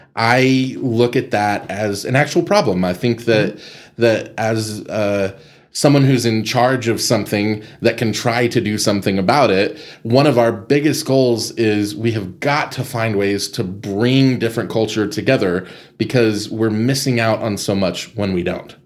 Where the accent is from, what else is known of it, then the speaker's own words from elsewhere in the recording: Amarillo, Texas, United States; also born or lived in Las Vegas; I grew up in Estacado